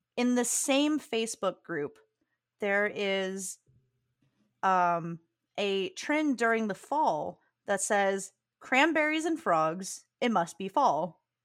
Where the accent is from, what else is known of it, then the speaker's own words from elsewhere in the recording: Southern Virginia, United States; now in South Carolina, United States; growing up in Virginia is that we used to go to Williamsburg in the fall and in Virginia, the part of Virginia I'm from, which is Southern Virginia